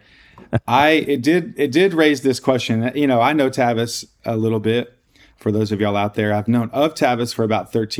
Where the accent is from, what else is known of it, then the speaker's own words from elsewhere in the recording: Austin, Texas, United States; also born or lived in Denver / Los Angeles / Louisiana; now in Dallas, United States; I grew up in Austin